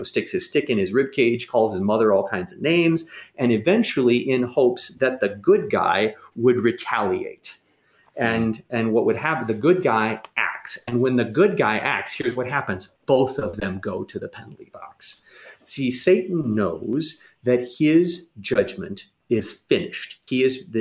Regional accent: St. Louis, Missouri, United States; I grew up in St. Louis

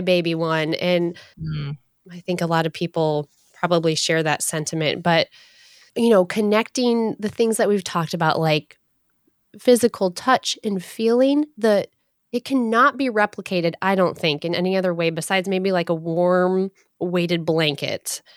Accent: Michigan, United States; As a Michigander born and raised in Michigan

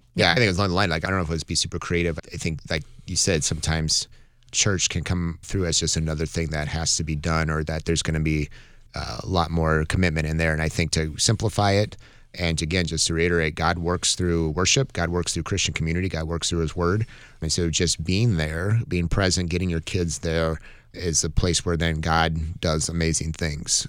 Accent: Montana, United States; I grew up in Montana

